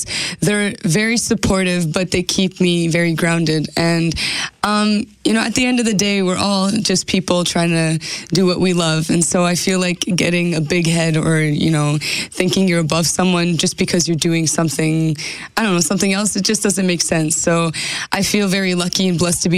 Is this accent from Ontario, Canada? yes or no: no; Carman, Manitoba, Canada; I'm from Carman, Manitoba